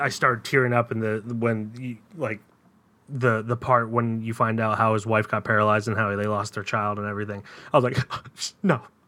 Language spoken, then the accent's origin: English; United States; I'm an American